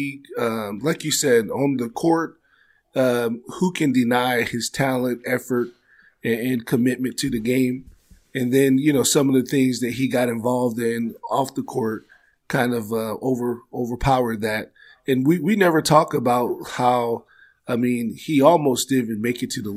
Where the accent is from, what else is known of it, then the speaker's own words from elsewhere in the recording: Maryland, United States; I'm from Maryland